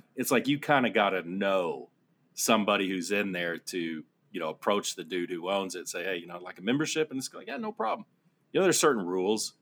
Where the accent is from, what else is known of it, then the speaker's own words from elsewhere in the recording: Amarillo, Texas, United States; I grew up in Amarillo